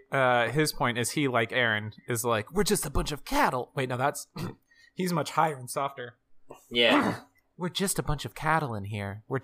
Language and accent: English; Georgia, United States; from I'm good old from Georgia.